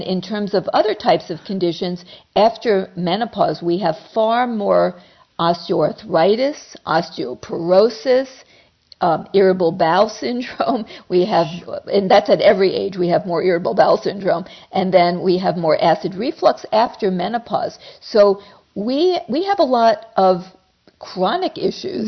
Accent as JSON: {"language": "English", "region": "New York", "country": "United States", "moved": "yes", "said": "I came from New York"}